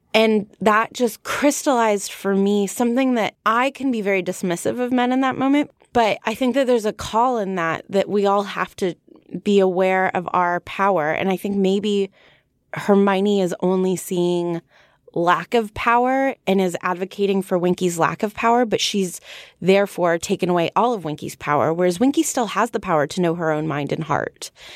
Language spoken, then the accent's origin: English; United States; I'm from America